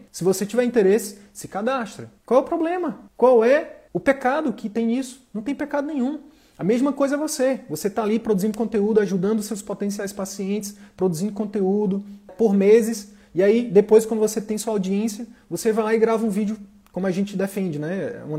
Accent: Northeast Region, Brazil; Tenho uma, uma pegada mais humorística, sou nordestino e tal.

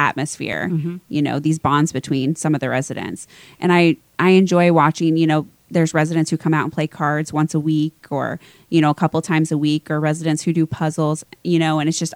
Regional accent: Lawson, Missouri, United States; also born or lived in Kansas City; I grew up in Lawson.

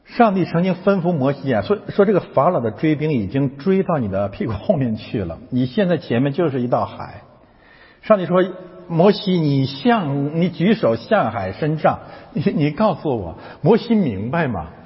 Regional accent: China; moved away; 我们从中国来的

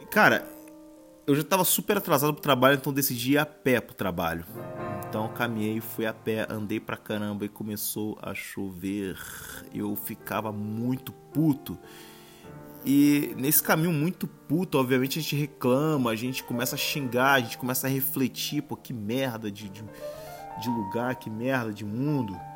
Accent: Rio de Janeiro, Brazil; E, pô, eu que sou carioca, isso é muito frio.

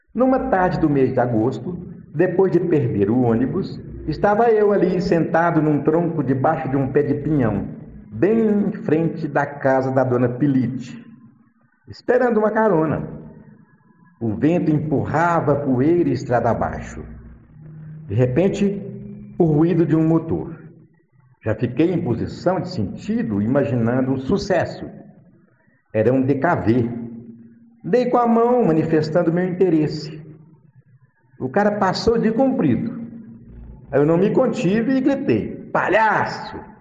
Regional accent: Fazenda Lajeado, between Rio Verde and Santa Helena, Goiás, Brazil; Minha Infância na Roça. A Fazenda Lajeado sítio do meu pai, fica entre os municípios de Rio Verde e Santa Helena

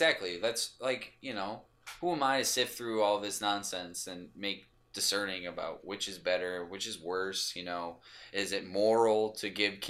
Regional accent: Michigan, United States; You know, I was raised in Michigan, you know, I like guns, whatever.

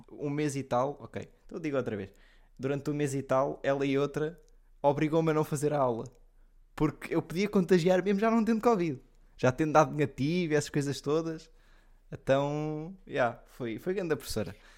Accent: Leiria, Centro, Portugal; moved away as an adult; also born or lived in Odivelas; eu sou de Leiria e Odivelas. Depende, eu, Odivelas porque é onde eu vivo quando vou para a universidade.

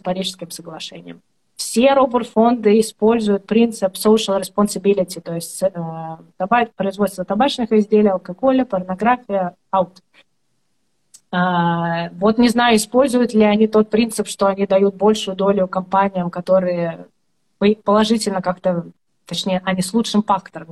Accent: Estonia; я из Эстонии

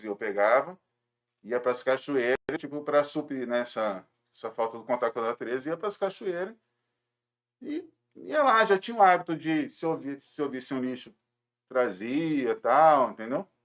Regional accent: Jundiaí, São Paulo, Brazil; é... sou de Jundiaí também.

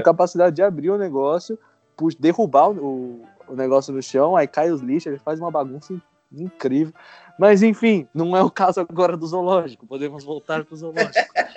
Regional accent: Brazil; moved away as an adult; also born or lived in Canada; no Brasil eu era apenas um serralheiro/estudante tentando juntar dinheiro para pagar a faculdade

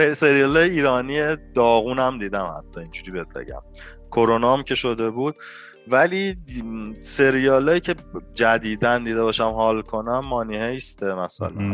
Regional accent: northern Iran, Iran; now in Tehran, Iran; کلا چون من شمالی هستم خانواده شمالی بچگی هی میرفتم توی اون محیط قشنگ

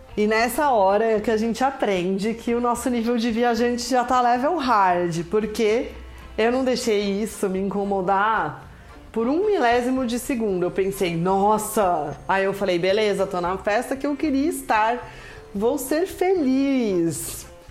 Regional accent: Brazil; como bom brasileiro

